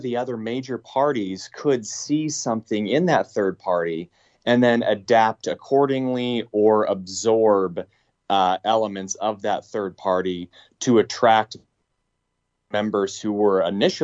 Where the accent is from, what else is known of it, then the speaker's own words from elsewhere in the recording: Oregon, United States; I grew up in Oregon